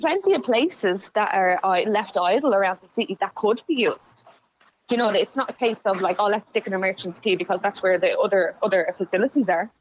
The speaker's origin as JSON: {"language": "English", "town": "Dublin", "region": "Leinster", "country": "Ireland", "tie": "born or raised there", "said": "I grew up in Darndale"}